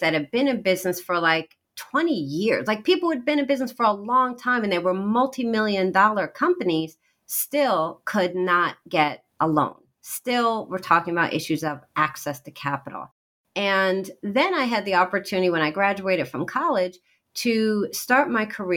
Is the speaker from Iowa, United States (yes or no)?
yes; Iowa, United States; moved away; also born or lived in East Coast; I'm actually a Midwestern girl born in Iowa